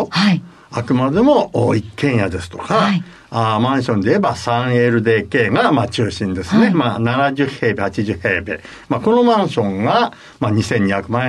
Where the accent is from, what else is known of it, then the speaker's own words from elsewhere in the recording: Tokyo, Japan; 私、あの、東京生まれ、東京育ちなんですよ。はい。まあ、小さい時はですね、あの、新宿区の飯田橋に住ん